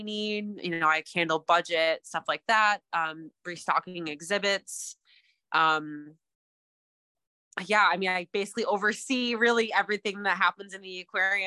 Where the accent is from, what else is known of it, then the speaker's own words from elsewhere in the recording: Wisconsin, United States; moved away as an adult; also born or lived in Texas / Milwaukee; I am originally from Wisconsin, so I am now back in Wisconsin